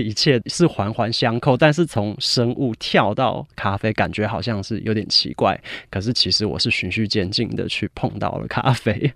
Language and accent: Chinese; United Kingdom; 我在英国长大，我其实十二岁就去英国了